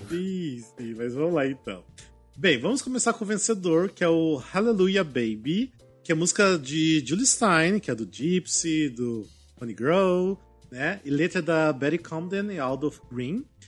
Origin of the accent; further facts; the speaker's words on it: Cascavel, Paraná, Brazil; moved away; lá da minha cidade, em Cascavel